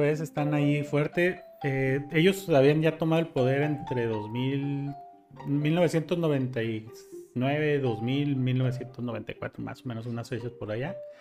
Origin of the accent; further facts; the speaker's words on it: Mexico; los que pagamos los platos rotos son los mexicanos